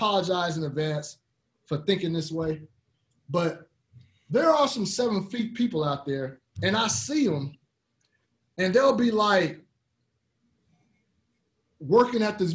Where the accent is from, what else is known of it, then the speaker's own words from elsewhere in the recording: Fresno, California, United States; I grew up in Fresno